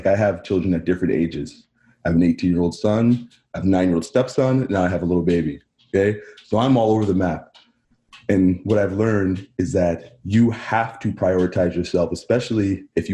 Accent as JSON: {"language": "English", "town": "Barrie", "region": "Ontario", "country": "Canada", "tie": "born or raised there", "also_born_or_lived": "Lindsay, Ontario / United States", "said": "I spent most of my life in Barrie. I grew up in Barrie"}